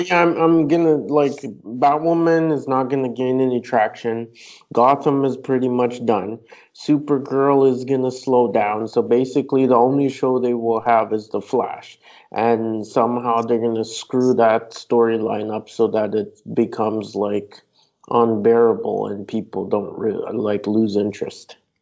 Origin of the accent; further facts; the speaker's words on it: Canada; I'm Canadian